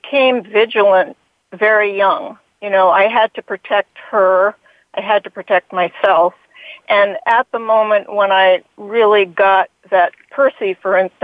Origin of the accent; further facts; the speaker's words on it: Hanover, New Hampshire, United States; in my own community where I grew up in Hanover, New Hampshire